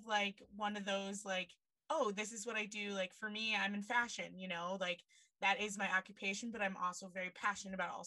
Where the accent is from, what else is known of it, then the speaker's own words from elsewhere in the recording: Mason City, Iowa, United States; moved away; I grew up in Mason City